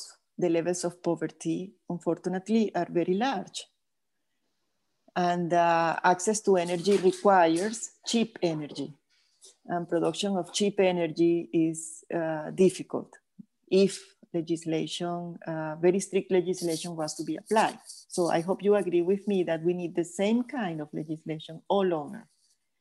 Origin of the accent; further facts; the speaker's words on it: Venezuela; I am Italian, but I was born and raised in Venezuela